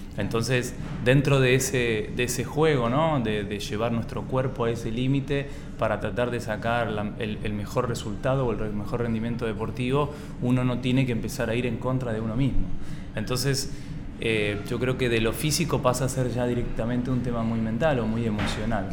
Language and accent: Spanish; Santa Fe, Argentina; nosotros somos de Santa Fe, una provincia del interior de Argentina